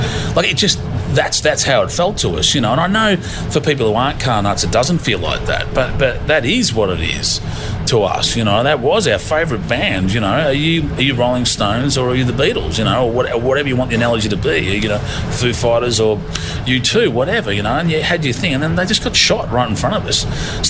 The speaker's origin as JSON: {"language": "English", "country": "Australia", "tie": "born or raised there", "said": "when you're growing up in Australia, Ford or Holden."}